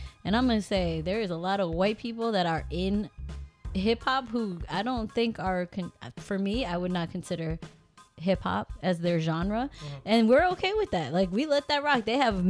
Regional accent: Newark, New Jersey, United States; Yeah, I was from Newark, New Jersey.

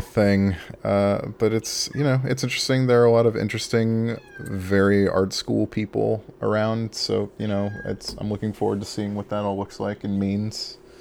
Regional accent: Imperial Beach, California, United States; moved away as an adult; I grew up in Southern California, uh, in the county of San Diego in a city called Imperial Beach, um, and that's where I spent basically my whole life until I was twenty-one

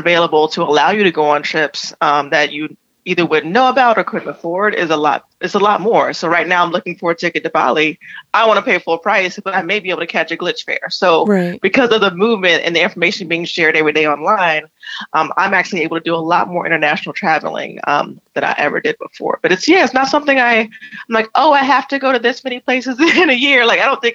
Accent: South Carolina, United States; also born or lived in Florida / Atlanta; now in New York, United States; I'm from South Carolina

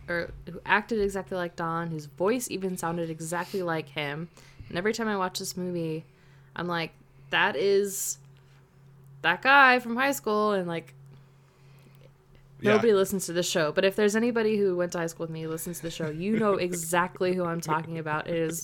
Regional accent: Texas, United States; My brother was quarterback at the football team and we grew up in Texas.

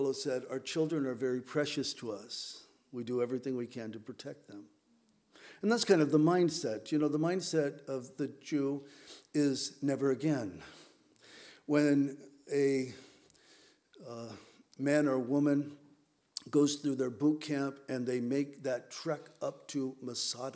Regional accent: Southern California, United States; moved away as an adult; now in Whidbey Island, United States; I grew up in Southern California

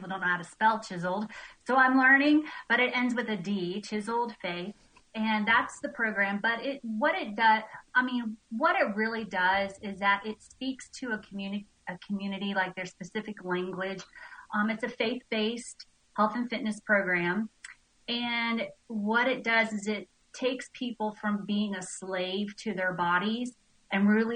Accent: Nashville, Tennessee, United States; also born or lived in Tampa, Florida; now in Bishop, Georgia, United States; I'm from Nashville, Tennessee.

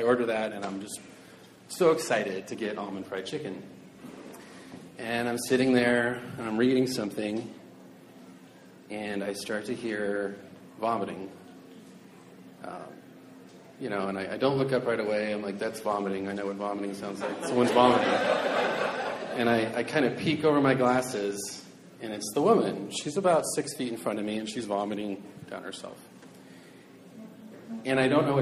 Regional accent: Seattle, Washington, United States; I'm from South Seattle, and Chinese food's a real big deal in South Seattle.

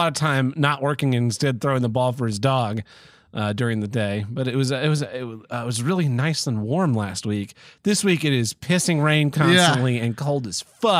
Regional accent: Minnesota, United States; Oh, well, you know, I'm from Minnesota

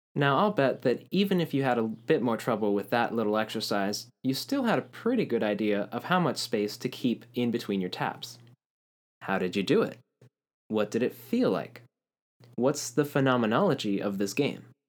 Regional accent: Puerto Rico; growing up in Puerto Rico

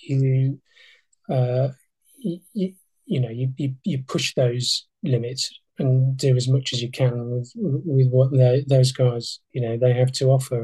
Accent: Yorkshire and the Humber, United Kingdom; I'm a Yorkshireman

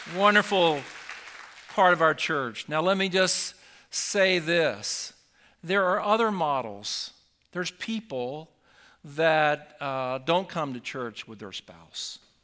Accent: Sussex County, Delaware, United States; also born or lived in Gumboro, Delaware; I was actually from Sussex County

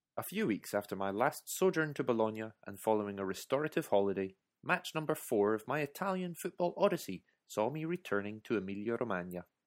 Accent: United Kingdom; my being British

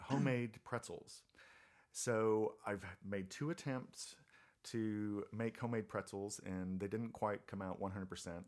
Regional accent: Germany; moved away; I'm originally from Germany

